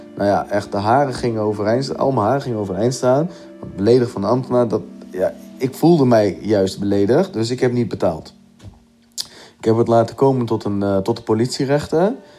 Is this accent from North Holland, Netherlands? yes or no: no; Gorinchem, South Holland, Netherlands; ik ben 30 jaar en ik kom uit Gorkum